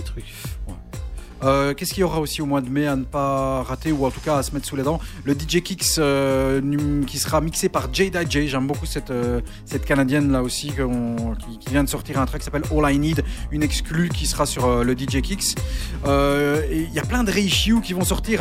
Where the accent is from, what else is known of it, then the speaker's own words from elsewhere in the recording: Charleroi, Wallonia, Belgium; nous sommes de Charleroi